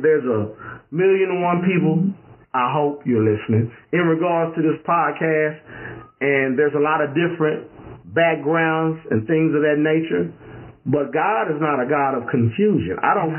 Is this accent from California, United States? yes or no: yes; California, United States; I'm from California.